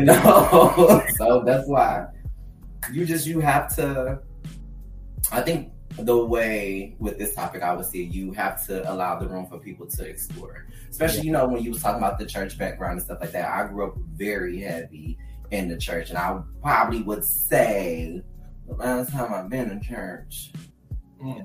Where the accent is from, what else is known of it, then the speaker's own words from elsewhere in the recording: Detroit, Michigan, United States; I grew up in Detroit, Michigan, so being a northerner like is very different from southern folks